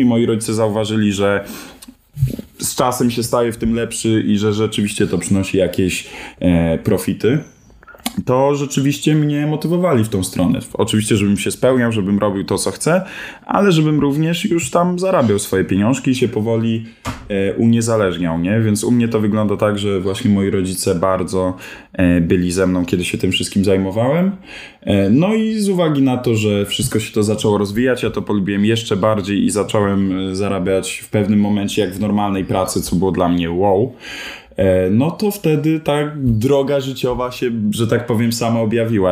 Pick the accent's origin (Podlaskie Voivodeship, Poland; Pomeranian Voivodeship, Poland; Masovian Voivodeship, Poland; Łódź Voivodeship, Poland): Masovian Voivodeship, Poland; Piastów; ja się wychowywałem w Piastowie pod Warszawą. Chodziłem tam e, do przedszkola, do podstawówki